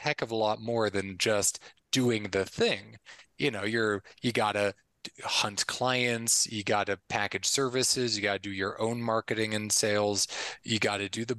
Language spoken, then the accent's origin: English; Connecticut, United States; moved away as an adult; also born or lived in Philadelphia, United States; now in Medellin, Colombia; born and raised in Connecticut, went to school in Philly.